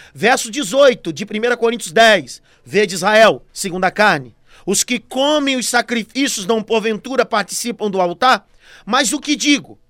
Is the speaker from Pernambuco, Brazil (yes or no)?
yes; Pernambuco, Brazil; eu sou natural do estado do Pernambuco